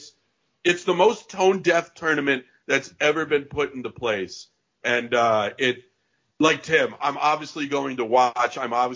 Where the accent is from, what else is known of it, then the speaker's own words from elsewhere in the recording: Connecticut, United States; I grew up in Connecticut